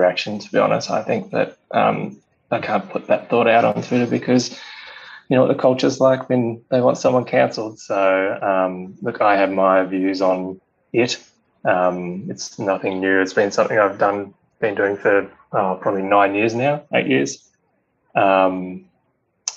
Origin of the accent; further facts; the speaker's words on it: Australia; being an Australian